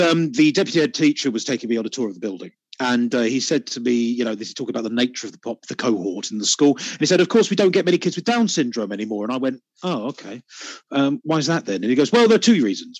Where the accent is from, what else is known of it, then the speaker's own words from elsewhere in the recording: United Kingdom; I'm British